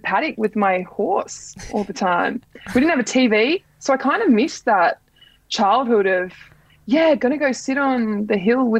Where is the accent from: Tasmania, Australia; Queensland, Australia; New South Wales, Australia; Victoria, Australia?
New South Wales, Australia; Grafton; I grew up in Grafton on the North Coast